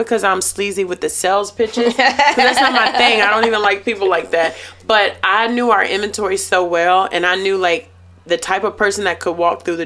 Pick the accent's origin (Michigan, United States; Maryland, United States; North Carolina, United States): North Carolina, United States; Durham; I'm originally from Durham, North Carolina